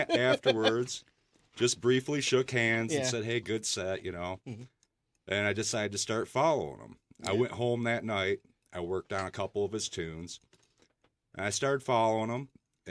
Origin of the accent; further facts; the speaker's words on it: Waterford, Michigan, United States; Actually, I grew up in Waterford.